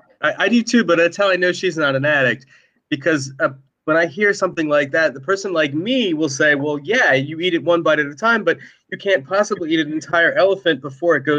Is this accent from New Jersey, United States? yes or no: yes; Marlton, New Jersey, United States; also born or lived in Mount Laurel, New Jersey; I grew up in Marlton, New Jersey, which is the township next door to here